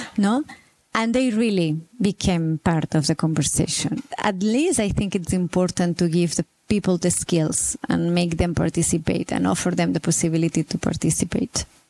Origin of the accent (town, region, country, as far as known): Barcelona, Catalonia, Spain